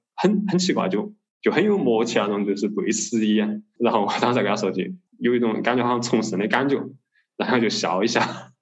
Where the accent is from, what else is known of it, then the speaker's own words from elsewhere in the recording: Suining, Sichuan, China; also born or lived in Singapore; now in Chengdu, China; 作为一个土生土长的四川人啊，肯定是经历过的